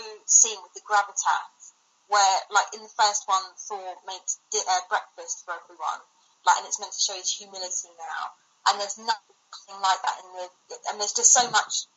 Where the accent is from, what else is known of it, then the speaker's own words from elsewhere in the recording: United Kingdom; I'm British